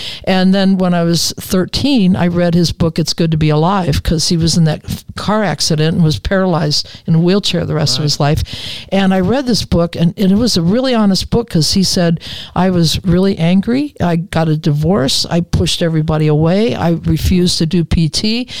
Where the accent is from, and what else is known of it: Ohio, United States; born or raised there; moved away